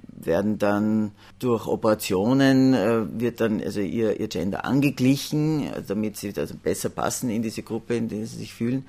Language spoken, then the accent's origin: German; Salzburg, Austria; ich bin aus Salzburg